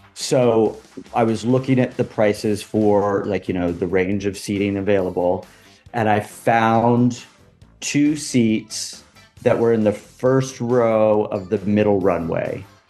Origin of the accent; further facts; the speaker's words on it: California, United States; moved away as an adult; also born or lived in Los Angeles; now in New York, United States; I, grew up in California and I lived in LA a couple different times in my life.